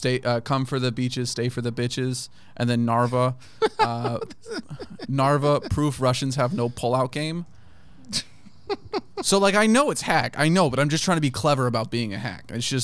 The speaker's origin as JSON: {"language": "English", "region": "Okinawa", "country": "Japan", "tie": "born or raised there", "also_born_or_lived": "Kenya / Germany / Turkey / United States", "said": "So I grew up in Japan, in Okinawa. We had a tour in Kenya for 2 years, we did 2 years in Germany, 3 in Turkey"}